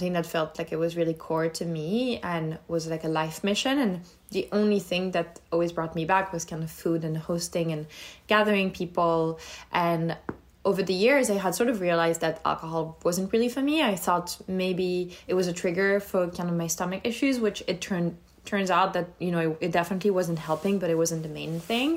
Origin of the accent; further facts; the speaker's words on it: France; moved away as an adult; now in United States; I grew up in France, in between Lyon and the south of France